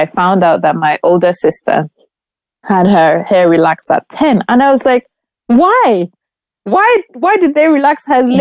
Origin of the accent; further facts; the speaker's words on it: Nigeria; growing up in Nigeria